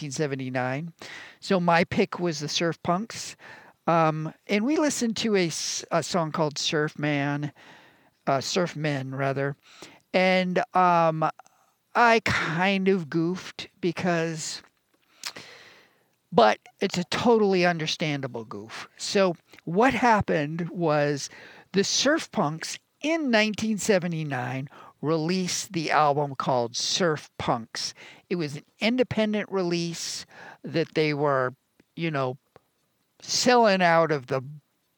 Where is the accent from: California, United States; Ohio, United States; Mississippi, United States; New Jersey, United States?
California, United States; Northern; both Rob and I are Northern California boys, born and bred